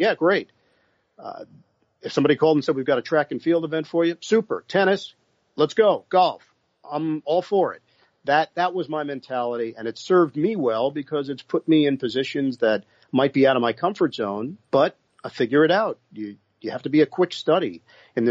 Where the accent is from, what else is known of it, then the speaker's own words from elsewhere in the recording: New York, United States; my hometown in New York